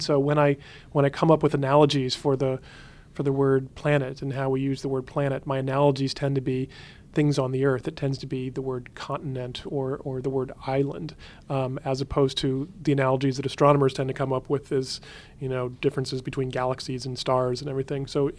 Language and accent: English; Huntsville, Alabama, United States; I grew up in Huntsville, Alabama, which is where they were building the Saturn V rockets to go to the moon at the time.